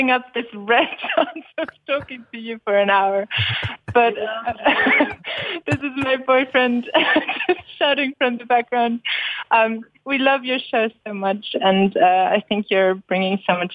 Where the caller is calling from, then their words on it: Berlin, Germany; I'm actually I'm actually calling from Berlin.